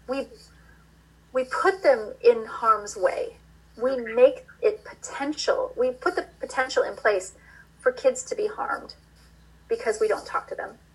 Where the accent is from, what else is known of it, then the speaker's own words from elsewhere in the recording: Iowa, United States; moved away; I grew up in Iowa